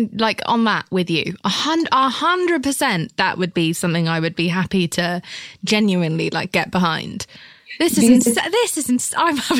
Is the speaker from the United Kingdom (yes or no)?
yes; England, United Kingdom; I'm British.